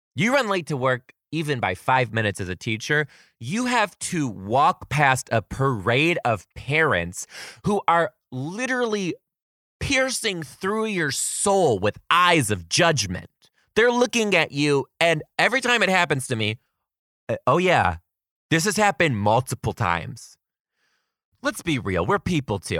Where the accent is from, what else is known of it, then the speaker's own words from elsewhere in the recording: Detroit, Michigan, United States; now in Seattle, United States; I currently live in Seattle, Washington. I am from Detroit, Michigan.